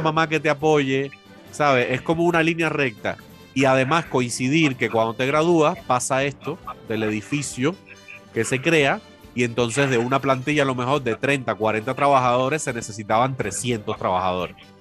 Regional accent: Cuba; born or raised there; moved away as an adult; now in Venezuela

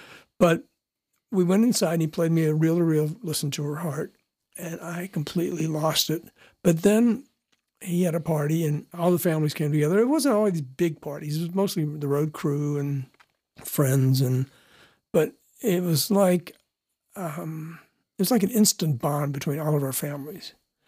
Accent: Florida, United States; born there; And we both were actually from Florida. I was born in Florida.

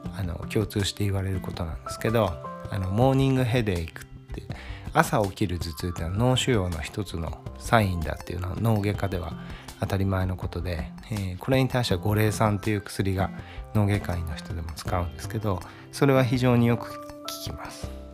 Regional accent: Brazil; 僕もブラジル生まれなんで

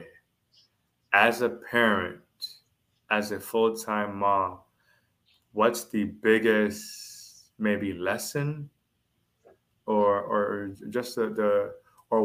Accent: Jamaica; I am Jamaican.

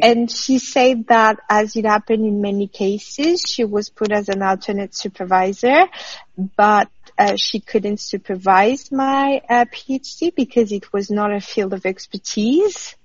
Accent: France; moved away as an adult; now in Australia; France, my home country

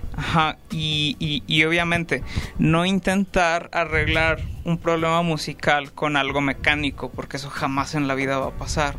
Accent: Ciudad Juárez, Chihuahua, Mexico; nací en México, en Ciudad Juárez, Chihuahua.

